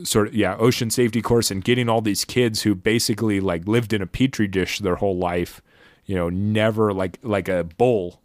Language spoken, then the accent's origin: English; United States; as an American